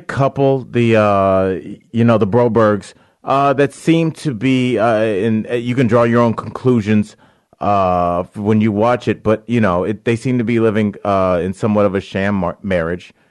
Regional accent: Cleveland Heights, Ohio, United States; moved away; also born or lived in Beachwood, Ohio; Cleveland Heights and then Beechwood.

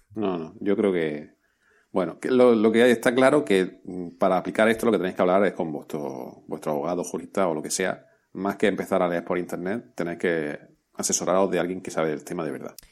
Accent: Spain; somos españoles

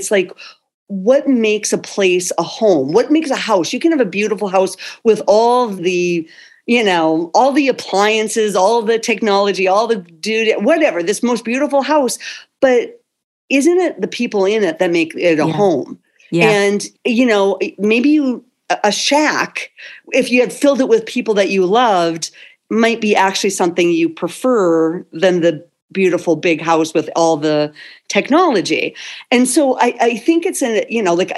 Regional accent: North Dakota, United States; moved away; also born or lived in California; I am originally from North Dakota and my family's still back here.

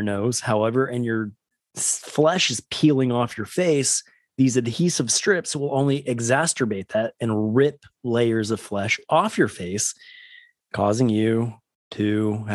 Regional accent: West Coast, United States; Growing up on the West Coast, Disneyland was my Disney home

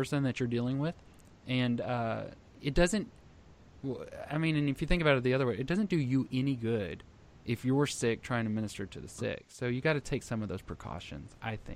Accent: Texas, United States; I'm from Texas

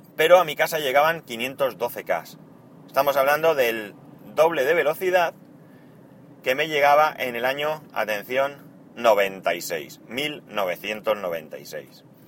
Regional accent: Spain

